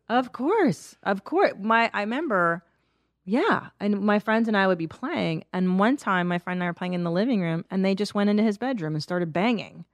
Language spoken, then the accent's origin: English; Los Angeles, California, United States; I grew up in the San Fernando Valley.